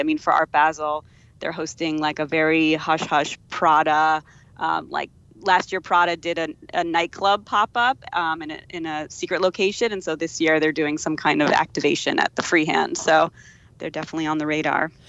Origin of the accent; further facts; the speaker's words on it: Northeast, United States; moved away as an adult; now in Surfside, United States; I'm not a native, but I've been here like for like 12 years and I, I grew up in the Northeast